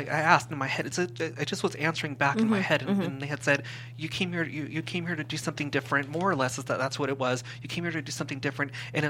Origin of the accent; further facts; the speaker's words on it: Simi Valley, California, United States; We moved from the Valley into Simi Valley